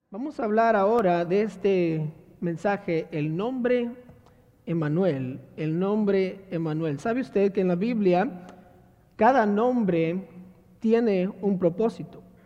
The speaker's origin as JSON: {"language": "Spanish", "town": "Monterrey", "region": "Nuevo León", "country": "Mexico", "tie": "born or raised there", "said": "yo crecí en Monterrey, Nuevo León"}